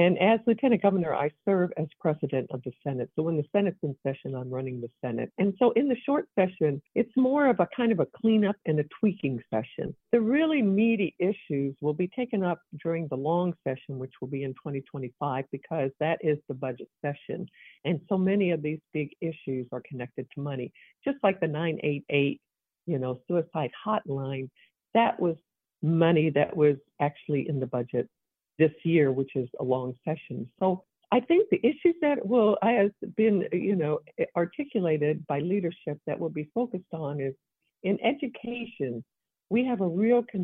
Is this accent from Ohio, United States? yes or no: no; Evansville, Indiana, United States; I come from the Evansville area.